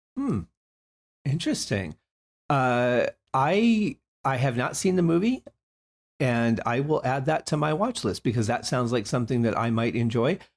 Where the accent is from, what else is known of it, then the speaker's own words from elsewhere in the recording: Detroit, Michigan, United States; I grew up in Motown